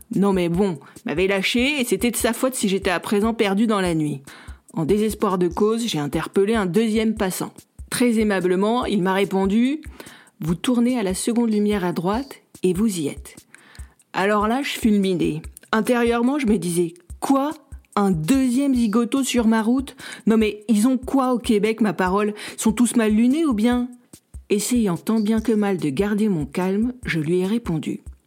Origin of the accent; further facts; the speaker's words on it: Marseille, Provence-Alpes-Côte d'Azur, France; moved away as an adult; also born or lived in Paris; now in Canada; Je viens de Marseille, moi